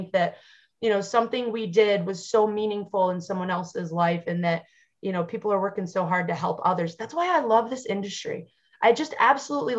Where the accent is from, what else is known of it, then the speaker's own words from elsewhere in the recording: Western New York, United States; as a Western New Yorker and a diehard member of Bills Mafia